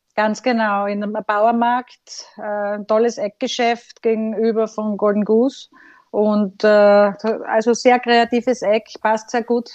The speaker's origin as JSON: {"language": "German", "country": "Austria", "said": "bei uns in Österreich"}